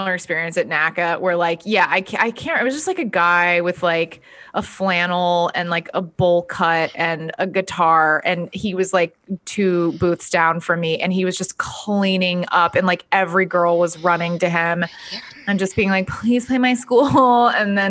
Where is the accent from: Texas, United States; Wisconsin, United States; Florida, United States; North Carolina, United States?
Texas, United States; Dallas; I am from Dallas, Texas. My parents were in the music business. They owned rock clubs